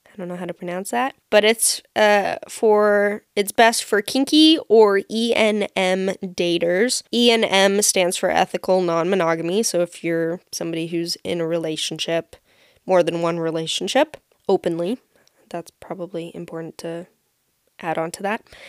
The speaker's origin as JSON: {"language": "English", "country": "United States", "said": "as an American"}